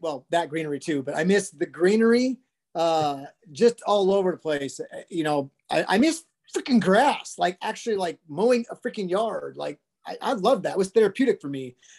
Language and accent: English; Brush and Sterling, Colorado, United States; also born or lived in Fort Collins, Colorado / Longmont, Colorado; I'm from the Northeastern Plains out in Brush and Sterling, Colorado.